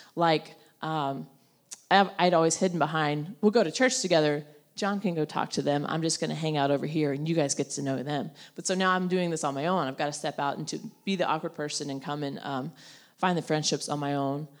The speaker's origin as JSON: {"language": "English", "region": "North Carolina", "country": "United States", "tie": "born or raised there", "said": "I grew up in North Carolina"}